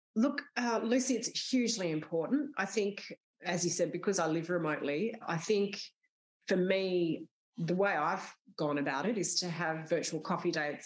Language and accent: English; Sydney, New South Wales, Australia; I grew up in Sydney